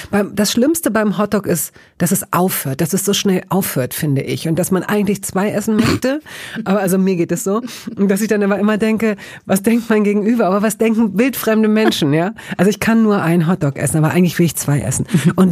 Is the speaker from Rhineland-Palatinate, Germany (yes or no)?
no; Hanover, Lower Saxony, Germany; Ich weiß, es gab, ich komme aus Hannover, es gab da am Engelbostler Damm ein Bistro